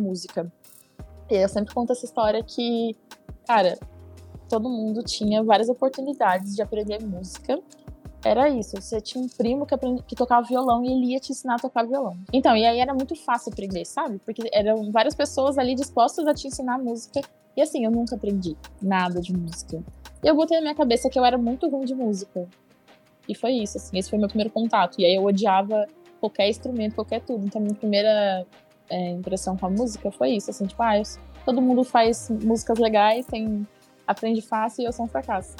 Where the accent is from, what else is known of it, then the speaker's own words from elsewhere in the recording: Curitiba, Paraná, Brazil; moved away as an adult; now in São Paulo, Brazil; sou de Curitiba, é capital, mas é uma cidade meio vibe de cidade pequena